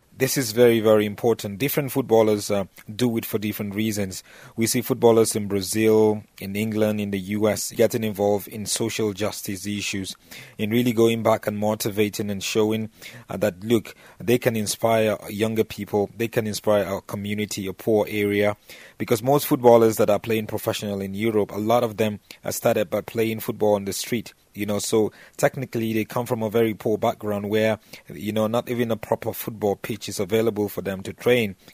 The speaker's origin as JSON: {"language": "English", "town": "Jos", "region": "Plateau", "country": "Nigeria", "tie": "born or raised there", "said": "the team from my hometown in just Nigeria, Plateau United"}